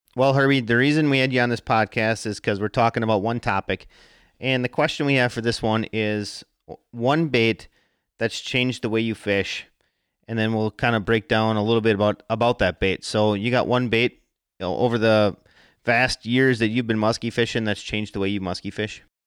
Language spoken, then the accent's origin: English; Wisconsin, United States; I am from Wisconsin